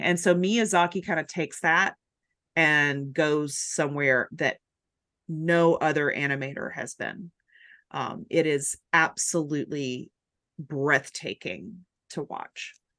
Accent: Chattanooga, Tennessee, United States; now in Atlanta, United States; I'm from Chattanooga originally, my husband is too, and our parents live there

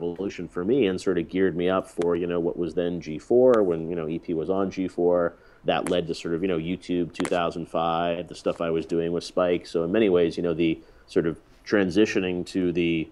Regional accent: Canada; moved away; growing up in Canada

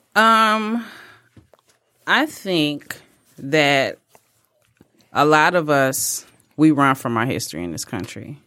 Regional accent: United States; I am an American, and I'm an American that takes it very seriously.

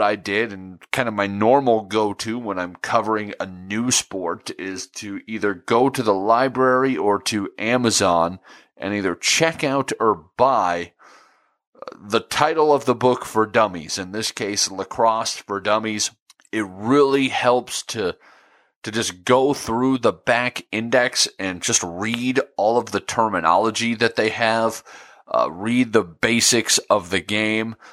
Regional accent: Nebraska, United States; I grew up in Nebraska

